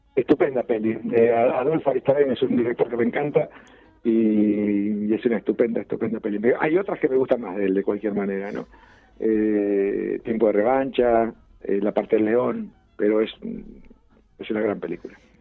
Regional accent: Ayacucho, Buenos Aires Province, Argentina; yo nací en un pueblo, en Ayacucho, en la provincia de Buenos Aires

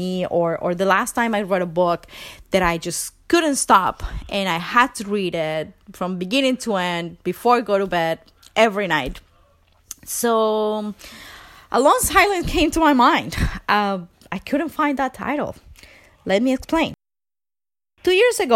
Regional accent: Venezuela; English is a second language; moved away as an adult; now in Canada; I am from Venezuela. I've been living in Canada for 9 years now, I think. English is my second language.

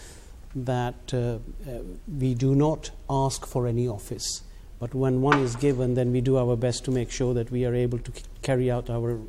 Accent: Gillingham, South East England, United Kingdom; I am from Gillingham and we had the mosque opening there

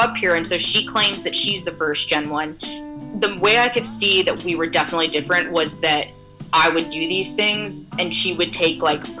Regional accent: Alabama, United States; I'm from Alabama.

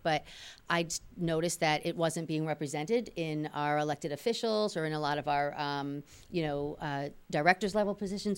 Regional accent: New York City, New York, United States; now in Malden, United States; I was born in the Bronx

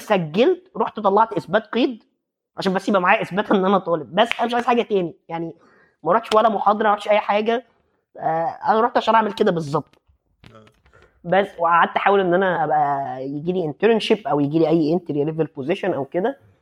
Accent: Egypt; moved away as an adult; now in Netherlands; احنا عندنا في مصر

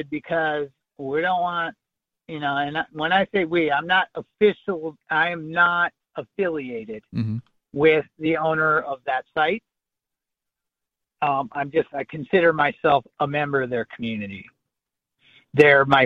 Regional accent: Michigan, United States; my allegiance is to the state of Michigan, where I was born.

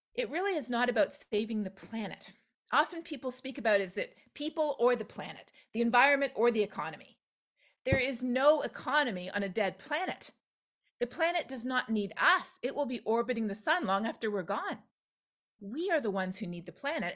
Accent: Canada; now in Texas, United States; We see them where I live in the United States. We see them in my home country of Canada

